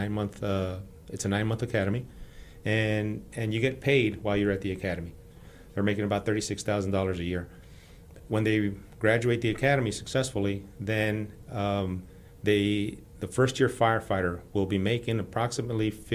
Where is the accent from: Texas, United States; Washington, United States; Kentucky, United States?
Texas, United States; El Paso; moved away as an adult; now in Houston, United States; the community where I grew up in El Paso